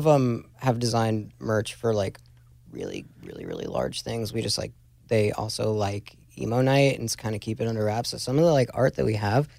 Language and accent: English; New York, United States; I'm from New York